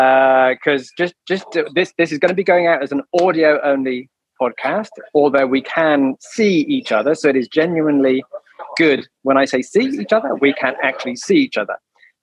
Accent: Newcastle upon Tyne, North East England, United Kingdom; my hometown in Newcastle

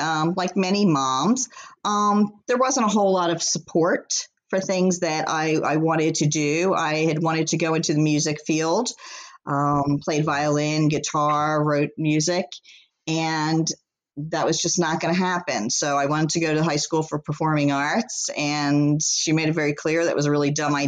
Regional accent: Philadelphia, Pennsylvania, United States; I grew up in Philly

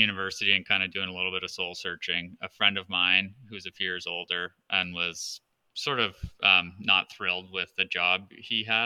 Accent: Southern Ontario, Canada; also born or lived in Toronto; I'm a native Southern Ontarian up here in Canada. I was born in Toronto and have lived within a few hours of Toronto my entire life.

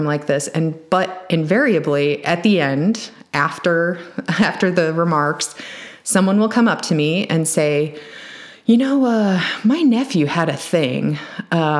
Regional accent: Champaign, Illinois, United States; I'm from Champaign

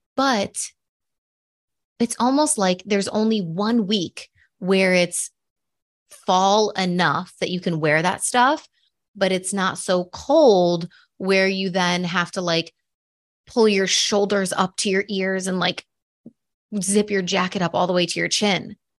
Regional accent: Buffalo, New York, United States; moved away as an adult; also born or lived in Madrid; I grew up in New York. I grew up in Buffalo

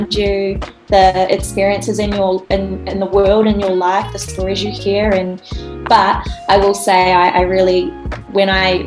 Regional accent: Rotorua, Bay of Plenty, New Zealand; also born or lived in Auckland; I am from Aotearoa, New Zealand, Rotorua, so the North Island.

